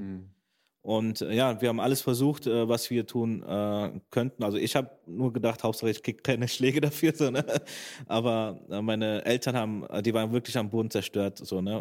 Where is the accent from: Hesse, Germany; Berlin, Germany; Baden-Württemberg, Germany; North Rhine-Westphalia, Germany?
North Rhine-Westphalia, Germany; Bergisch Gladbach; moved away as an adult; now in Schwerte, Germany; ich bin erstmal in Bergisch Gladbach geboren, aufgewachsen